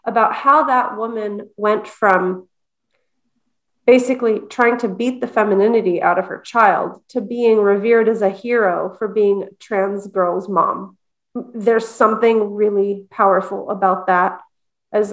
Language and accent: English; Montreal, Quebec, Canada; I'm from Montreal too, by the way. I was born in Montreal.